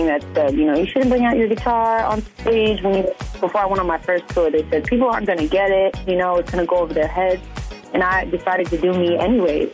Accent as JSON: {"language": "English", "town": "Vallejo", "region": "California", "country": "United States", "tie": "born or raised there", "said": "I grew up in the Bay Area from Vallejo, California"}